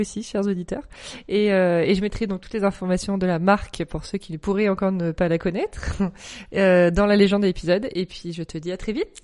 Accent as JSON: {"language": "French", "town": "Cannes", "region": "Provence-Alpes-Côte d'Azur", "country": "France", "moved": "yes", "lives_now": "Paris, France", "said": "Moi, je viens de Cannes"}